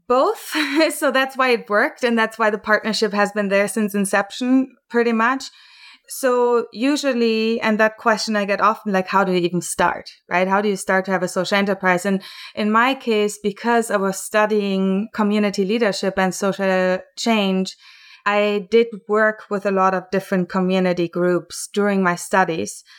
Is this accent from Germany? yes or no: yes; Germany; moved away as an adult; now in Vancouver, Canada; I was born and raised in Germany and then came over to Canada